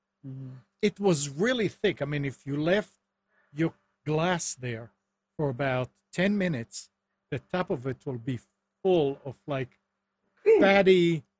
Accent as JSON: {"language": "English", "country": "Israel", "tie": "born or raised there", "moved": "yes", "said": "I grew up in Israel."}